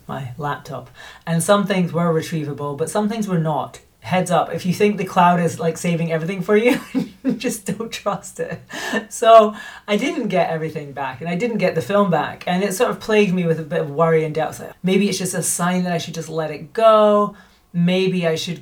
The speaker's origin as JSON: {"language": "English", "region": "Scotland", "country": "United Kingdom", "tie": "born or raised there", "also_born_or_lived": "United States", "moved": "as an adult", "lives_now": "Spain", "said": "I'm Scottish by birth, but I moved to America in 2006 and lived there until 2022, and I became an American citizen."}